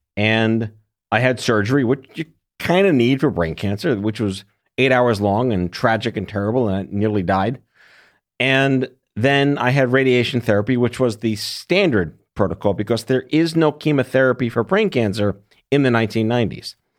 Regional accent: New York, United States; I was born and raised in New York.

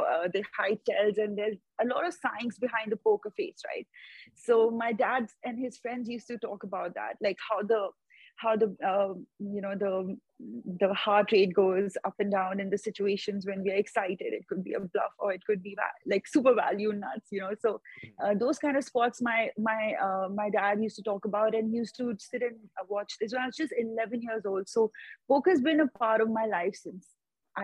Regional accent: India; I come all the way from India every year

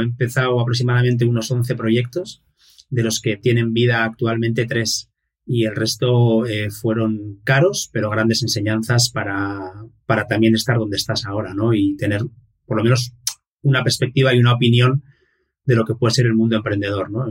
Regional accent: Irún, Basque Country, Spain; nací en el País Vasco, en un pueblito que se llama, una ciudad que se llama Irún, que hace frontera con Francia. Es eh, la última ciudad eh, antes de, de, hecho tenemos la frontera misma aquí. Y nací en el año 1976, con lo cual actualmente tengo 45 años. Y, nada, he vivido aquí toda mi vida.

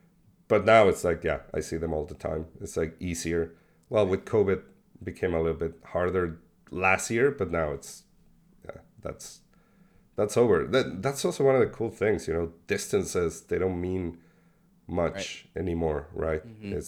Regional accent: Mexico; moved away as an adult; now in Buenos Aires, Argentina; I was born in Buenos Aires. We moved to Mexico when I was six. So in 86, I stayed there for 25 years. And even though we came back to Buenos Aires almost every year

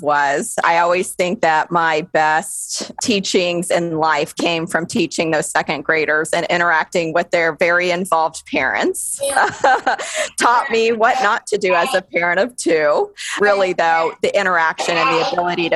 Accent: Las Vegas, Nevada, United States; moved away as an adult; also born or lived in Notre Dame, Indiana / Houston, Texas; I was born and raised in Las Vegas

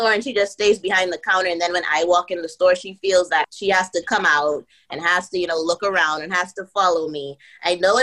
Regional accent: Bahamas; moved away as an adult; also born or lived in United States; I'm from the Bahamas

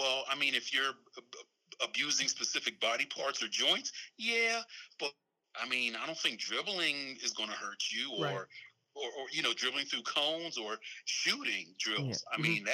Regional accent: Philadelphia, Pennsylvania, United States; I'm from Philly

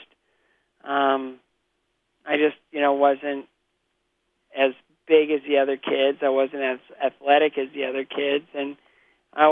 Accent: Bowling Green, Ohio, United States; also born or lived in Toledo, Ohio; adopted at 6 weeks of age by a couple of school teachers in Bowling Green, Ohio

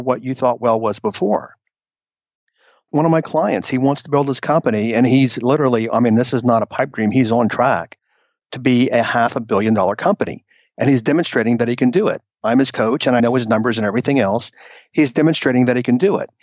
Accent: Texas, United States; moved away; also born or lived in New York City; I moved back to Texas, 17 years ago. So I moved back from New York City

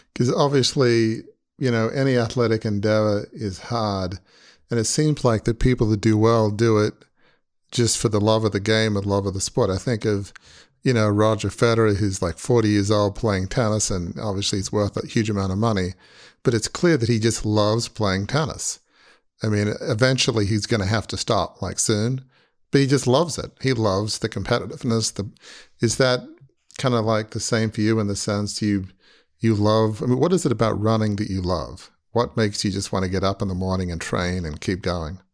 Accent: Australia; moved away; growing up in Australia

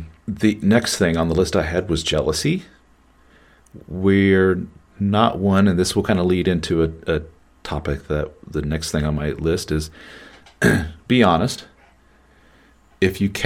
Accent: Midwestern America, United States; the more puritanical Midwestern America that I grew up

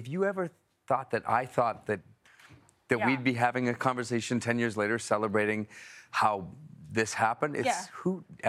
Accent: Canada; I'm Canadian.

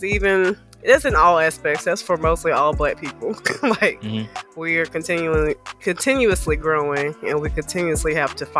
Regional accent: the South, United States; also born or lived in Birmingham; I am from the South.

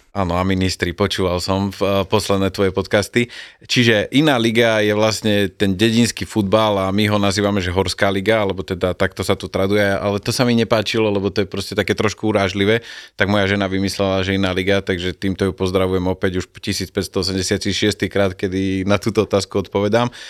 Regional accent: Banská Bystrica, Banská Bystrica Region, Slovakia; som z Bystrice

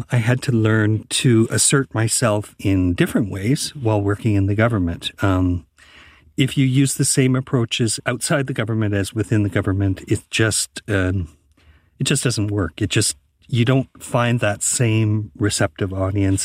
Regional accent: Canada

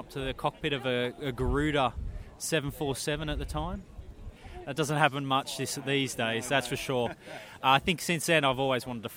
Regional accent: Australia; moved away as an adult; now in United Kingdom; I'm also on exchange, so I'm an Australian.

